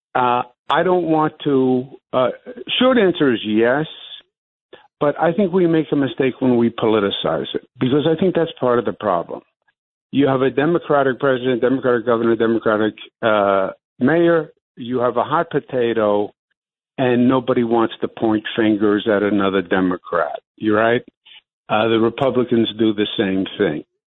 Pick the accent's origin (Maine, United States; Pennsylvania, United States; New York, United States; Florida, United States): New York, United States; New York City; as a New Yorker